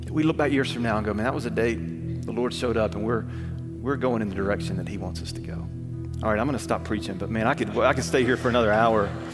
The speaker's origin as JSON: {"language": "English", "region": "Alabama", "country": "United States", "tie": "born or raised there", "said": "I grew up in Alabama"}